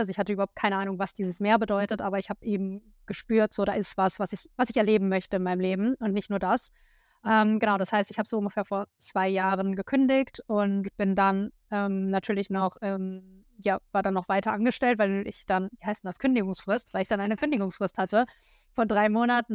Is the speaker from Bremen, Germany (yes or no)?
no; a small village near Hanover, Lower Saxony, Germany; moved away as an adult; also born or lived in Berlin; wieder in meinem alten Kinderzimmer unterwegs. Ähm, das ist in der Nähe von Hannover, auf einem ganz kleinen Dorf. Da komme ich ursprünglich her